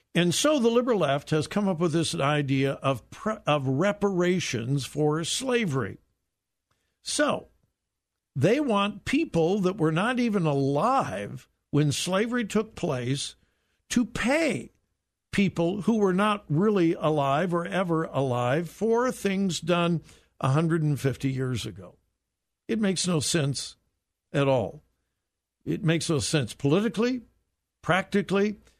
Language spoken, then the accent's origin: English; Southern California, United States; moved away; I grew up in Southern California in a wonderful, wonderful, wonderful time